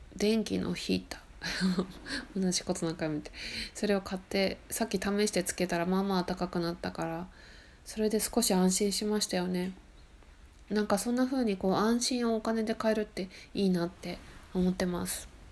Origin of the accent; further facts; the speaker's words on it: Akita, Japan; also born or lived in Sendai, Miyagi; now in Shimane Prefecture (remote island), Japan; 私秋田県出身なんで東北で寒いとこでね生まれてき育ってるから